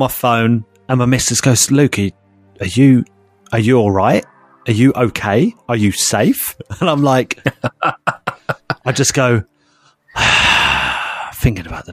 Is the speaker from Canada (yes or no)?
no; United Kingdom; we were British